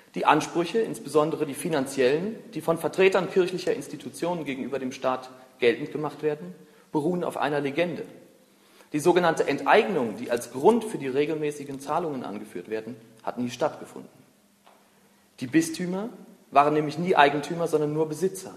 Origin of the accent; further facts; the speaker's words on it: Berlin, Germany; Ich bin 29 Jahre alt, bin Berliner